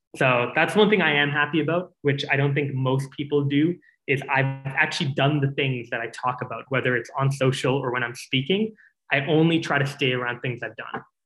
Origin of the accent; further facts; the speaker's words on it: Calgary, Alberta, Canada; also born or lived in Singapore; when I moved to Calgary